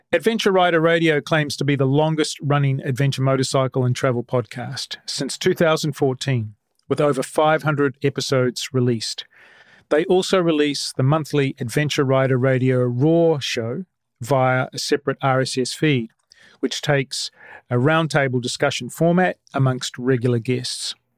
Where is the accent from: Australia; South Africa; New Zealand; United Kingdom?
New Zealand; I'm a Kiwi